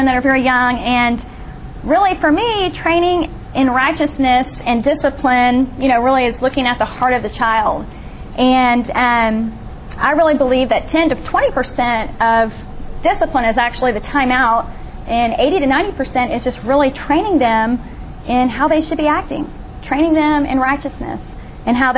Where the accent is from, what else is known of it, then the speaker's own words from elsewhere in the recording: Austin, Texas, United States; I grew up in the Austin area